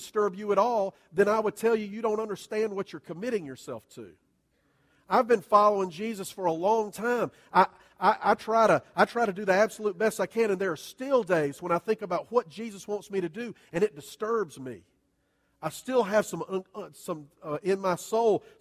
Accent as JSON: {"language": "English", "region": "Southern", "country": "United States", "said": "we're all Southern churchgoers"}